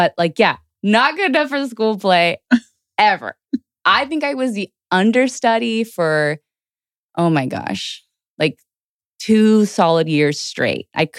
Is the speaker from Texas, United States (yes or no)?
yes; Houston, Texas, United States; also born or lived in Georgia; So I was born in Georgia originally and then raised in Houston, and I grew up my whole life in Houston.